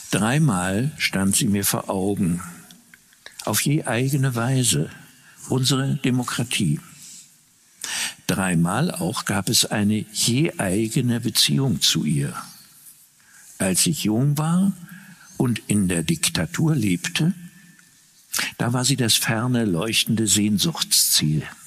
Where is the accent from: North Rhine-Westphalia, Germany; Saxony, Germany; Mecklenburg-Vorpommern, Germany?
Mecklenburg-Vorpommern, Germany; Rostock; meine Heimatstadt Rostock